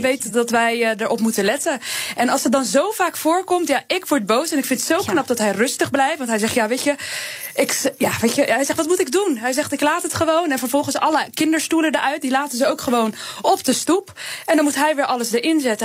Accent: Rotterdam, South Holland, Netherlands; Ik kom ook uit Rotterdam.

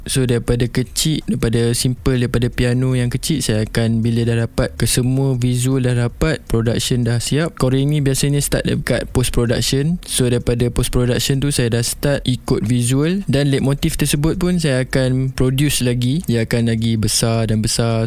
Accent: Seremban, Negeri Sembilan, Malaysia; Saya berasal daripada Seremban. Uh, keluarga saya menetap di Seremban.

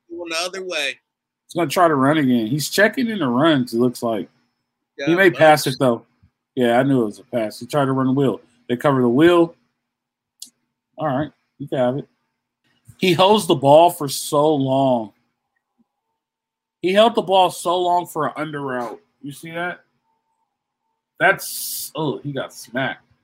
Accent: Missouri, United States; And I'm from Missouri. Show me.

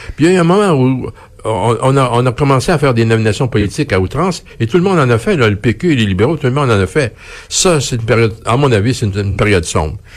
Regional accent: Quebec, Canada; quand on voyage, on dit qu'on est Québécois

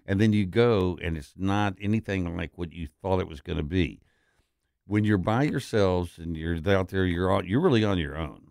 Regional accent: West Texas, United States; I'm from West Texas, the most conservative place in the most conservative state in the country.

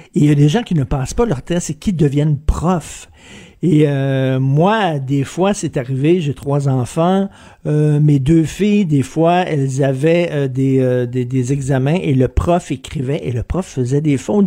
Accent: Montreal, Quebec, Canada; quand j'étais jeune, moi je viens de Verdun, là, un milieu très populaire.

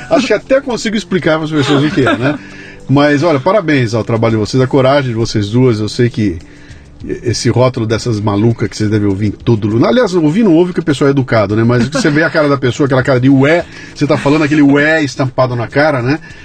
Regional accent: Bauru, São Paulo, Brazil; quando era moleque lá em Bauru, que eu tinha 12 anos de idade, 13 anos de idade

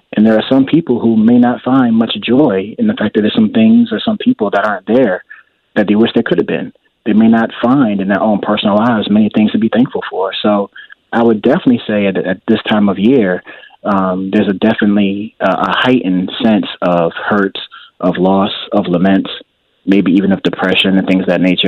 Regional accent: Richmond, Virginia, United States; also born or lived in New Jersey; originally, I grew up in New Jersey, and I moved to the Richmond area when I was about ten years old

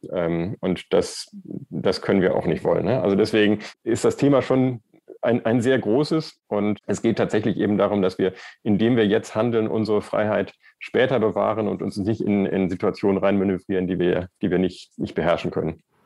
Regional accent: Erftstadt, North Rhine-Westphalia, Germany; Ich bin selber in, in Erftstadt aufgewachsen und mein Elternhaus steht

